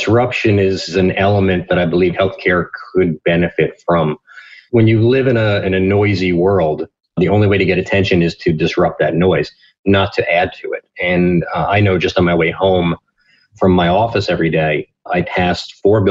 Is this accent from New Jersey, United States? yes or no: yes; New Jersey, United States; I'm from New Jersey